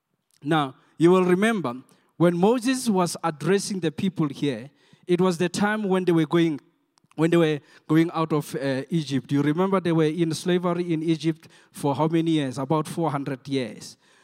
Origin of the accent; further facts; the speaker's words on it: South Africa; English is a second language; I'm not an English. I'm a Soto guy.